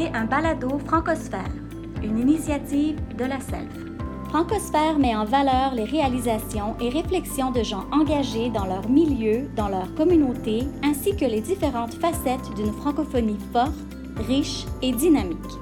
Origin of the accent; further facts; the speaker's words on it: Cornwall, Ontario, Canada; first language French; je parlais comme une fille élevée à Cornwall